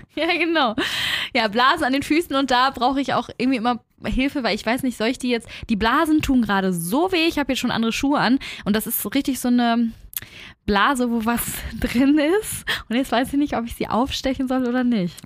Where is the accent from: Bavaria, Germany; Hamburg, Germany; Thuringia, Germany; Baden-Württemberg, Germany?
Hamburg, Germany; bei uns in Hamburg